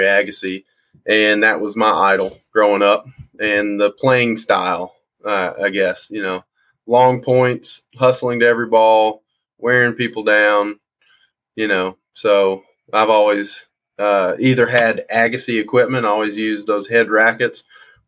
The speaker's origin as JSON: {"language": "English", "town": "Danville", "region": "Kentucky", "country": "United States", "tie": "born or raised there", "lives_now": "Lexington, United States", "said": "I grew up in Danville, Kentucky, and I've lived in Lexington since about 2006."}